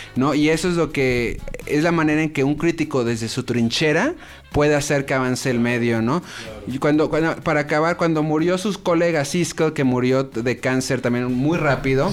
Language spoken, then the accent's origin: Spanish; Mexico; soy mexicano